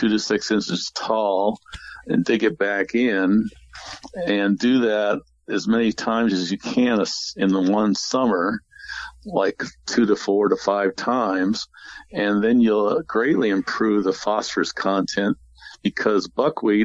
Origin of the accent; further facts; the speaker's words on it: St. Louis, Missouri, United States; moved away; I grew up in St. Louis